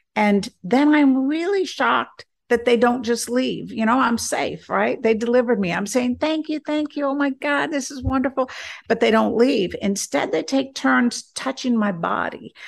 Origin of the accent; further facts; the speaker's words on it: South Carolina, United States; accent: southern; I'm from South Carolina